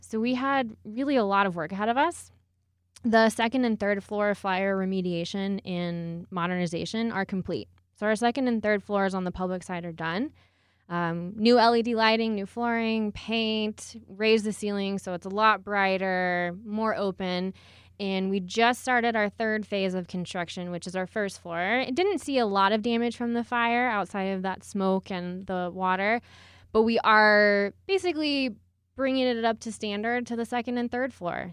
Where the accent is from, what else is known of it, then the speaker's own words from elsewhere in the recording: Houston, Texas, United States; moved away as an adult; now in Colorado Springs, United States; I'm originally from Houston, Texas